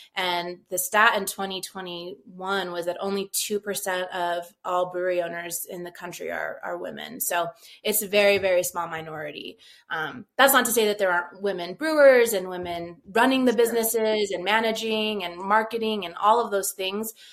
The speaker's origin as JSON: {"language": "English", "town": "Rio Rancho", "region": "New Mexico", "country": "United States", "tie": "born or raised there", "also_born_or_lived": "Albuquerque", "said": "So I'm a native New Mexican. Uh, I was born in Albuquerque. I lived in, I grew up in Rio Rancho"}